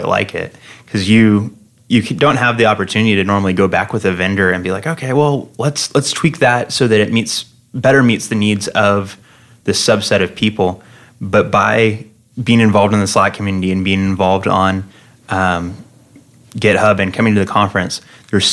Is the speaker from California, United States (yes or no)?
yes; Fresno, California, United States; moved away as an adult; now in Phoenix, United States; I'm from Fresno, California, which is in the heart of California's Central Valley